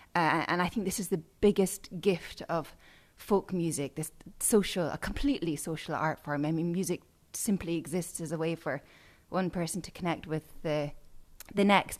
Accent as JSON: {"language": "English", "town": "Edinburgh", "region": "Scotland", "country": "United Kingdom", "moved": "yes", "said": "I'm from Edinburgh, Scotland"}